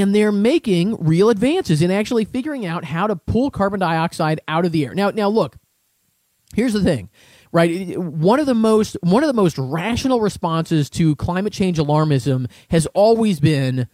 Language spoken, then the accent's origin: English; Seattle, Washington, United States; I grew up in the Seattle area